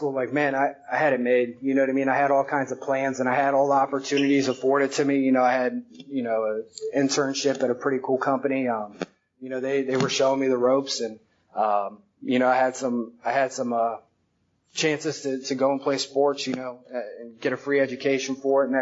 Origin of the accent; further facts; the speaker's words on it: Tampa, Florida, United States; also born or lived in Philadelphia, Pennsylvania; I moved down to Tampa from Philly when I was like 7 years old.